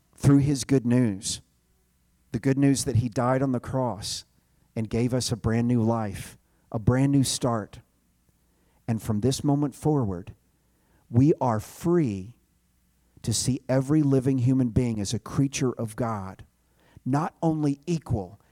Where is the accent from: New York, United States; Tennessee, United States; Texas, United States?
Tennessee, United States; Chattanooga; I grew up in the South in the shadow of this mountain. It is Look Out Mountain in Chattanooga, Tennessee